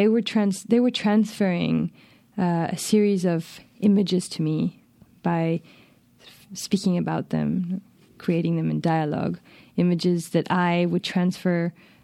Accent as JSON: {"language": "English", "region": "Mexico City", "country": "Mexico", "tie": "born or raised there", "first_language": "Spanish", "second_language": "English", "said": "So I decided to write that book to make, to inhabit my mother tongue. To make it really my mother tongue, but also at the same time to inhabit Mexico City in a deeper way, because I had never really lived in my own city."}